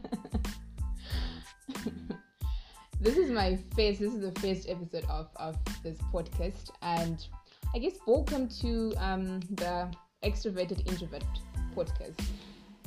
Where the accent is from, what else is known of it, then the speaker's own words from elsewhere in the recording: Zimbabwe; moved away as an adult; We come from Zimbabwe